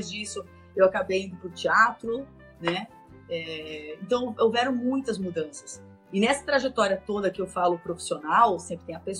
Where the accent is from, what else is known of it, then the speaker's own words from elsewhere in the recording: Francisco Beltrão, Paraná, Brazil; moved away as an adult; also born or lived in Palmas, Tocantins / São Paulo / Sunny Isles Beach, Florida; now in Santa Monica, United States; na cidade de Francisco Beltrão, no Paraná. Morei por muitos anos lá.